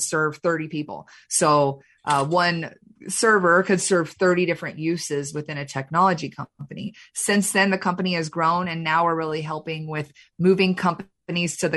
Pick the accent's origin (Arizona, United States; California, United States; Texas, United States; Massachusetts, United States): Texas, United States; Plano; moved away as an adult; now in Michigan, United States; I was born and raised in Plano, Texas. So I'm a Texan